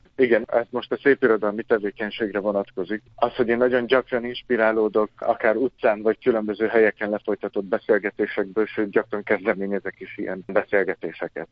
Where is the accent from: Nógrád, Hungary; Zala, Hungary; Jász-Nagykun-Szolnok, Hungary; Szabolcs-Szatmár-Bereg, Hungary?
Nógrád, Hungary; Salgótarján; moved away as an adult; also born or lived in Sárospatak; now in Debrecen, Hungary; Azt nem mondom, hogy debreceniként gondolok magamra, mert még mindig Salgó Tarjániként